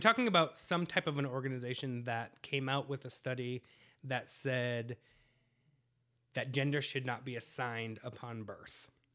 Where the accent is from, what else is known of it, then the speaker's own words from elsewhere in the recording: New England, United States; moved away; I'm from the East Coast, so right now it's about eleven o'clock at, uh, New England time